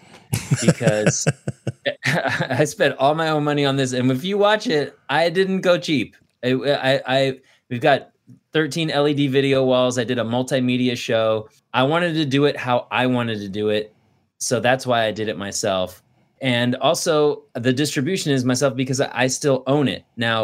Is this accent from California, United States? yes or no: yes; Thousand Oaks, California, United States; also born or lived in San Luis Obispo; I grew up in Thousand Oaks.